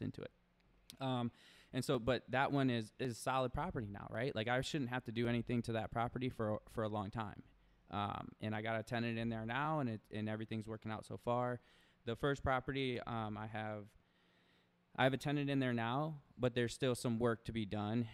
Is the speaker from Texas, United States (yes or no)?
no; Toledo, Ohio, United States; moved away as an adult; now in Arizona, United States; I grew up, born and raised in Toledo